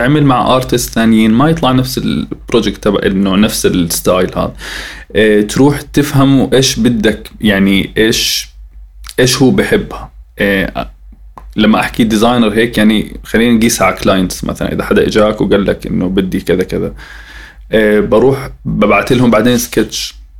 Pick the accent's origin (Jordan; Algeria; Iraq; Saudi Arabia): Jordan; احنا عندنا بالاردن